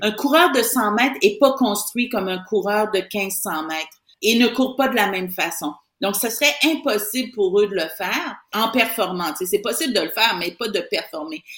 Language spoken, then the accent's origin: French; Saint-Marc-des-Carrières, Quebec, Canada; j'ai quitté mon, mon village natal de, de Saint-Marc-des-Carrières